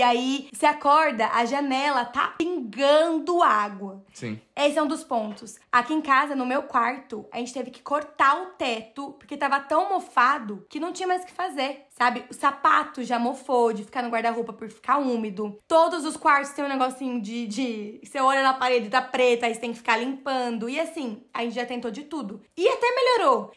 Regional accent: Brazil; moved away as an adult; now in Ireland; Nós somos brasileiros

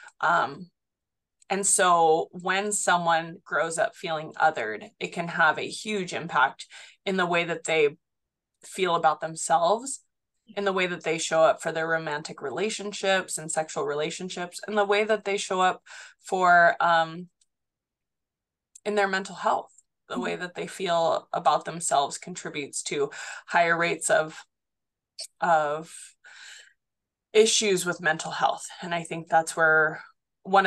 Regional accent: Haleiwa, Hawaii, United States; I grew up in Haliva, Hawaii, so on Oahu. I went to school at Kahuku High School and Intermediate

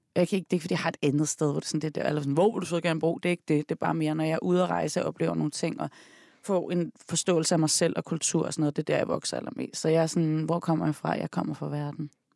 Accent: Denmark; Jeg er, jeg født opvokset i Danmark. Mm. Jeg er opvokset i Rygparken og i Tænkbjerg

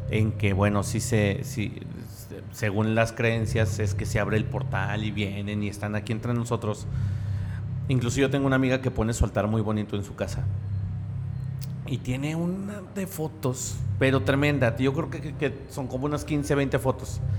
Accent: Mexico; Yo, por ejemplo, no... que somos mexicanos.

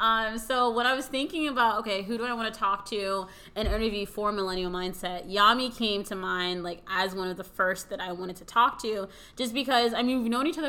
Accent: United States; yes, I'm American, I was born in the US and, you know, like all of that, but then I also lived and I have this like this strong Dominican culture

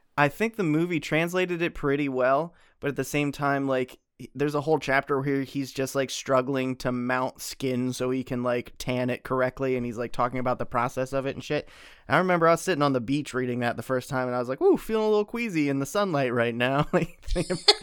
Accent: Pennsylvania, United States; born and raised in Pennsylvania

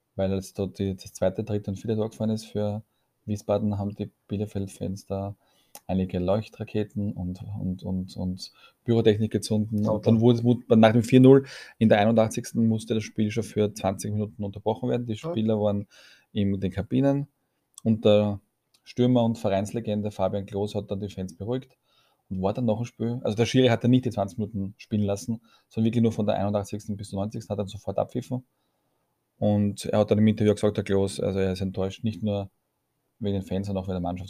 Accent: Vienna, Austria; bei uns in Wien

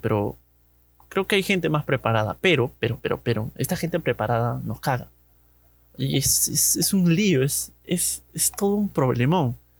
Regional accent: Chaclacayo, Lima, Peru; Recuerdo que cuando era niño, mi, padre votaba allá en, en Chaclacayo, del, para todo, para la gente de Chaclacayo debe conocer el colegio Cetenos, Centenos, no, no sé muy bien su nombre. A mí me toca votar ahí

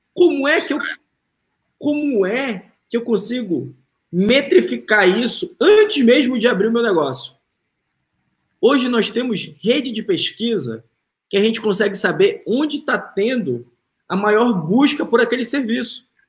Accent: Manaus, Amazonas, Brazil; moved away as an adult; now in United States; sou de Manaus.

